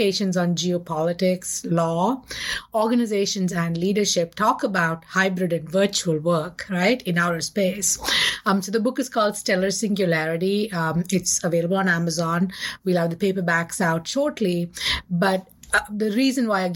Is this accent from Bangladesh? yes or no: no; India; I grew up in India in the 70s and the 80s